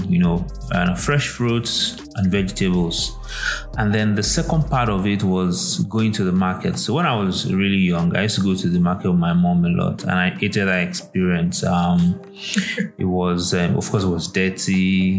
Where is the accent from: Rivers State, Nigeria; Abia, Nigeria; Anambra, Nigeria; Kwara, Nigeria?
Kwara, Nigeria; Ilorin; now in Lagos, Nigeria; So I grew up in Ilorin, and if anybody's familiar, it's, back in the 80s, 90s, it was quite agrarian